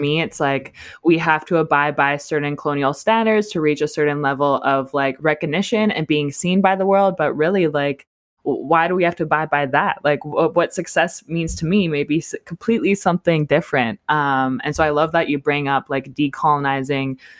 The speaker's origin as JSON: {"language": "English", "region": "Alberta", "country": "Canada", "tie": "born or raised there", "moved": "yes", "said": "I think we're all from Alberta"}